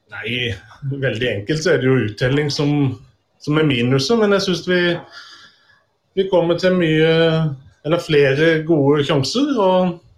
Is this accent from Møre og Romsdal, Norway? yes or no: no; Tvedestrand, Agder, Norway; jeg er ikke Arendalsmann, og det stemmer, jeg er fra Tvedestrand